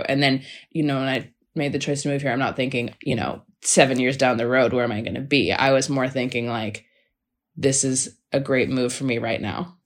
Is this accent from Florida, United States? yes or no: no; Seattle, Washington, United States; also born or lived in Los Angeles, United States; now in Melbourne, Australia; I grew up in Seattle though, so that was basically Canadian weather.